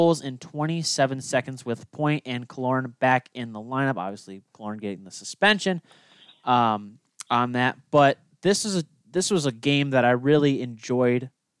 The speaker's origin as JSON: {"language": "English", "town": "Detroit", "region": "Michigan", "country": "United States", "tie": "born or raised there", "said": "Growing up in Detroit"}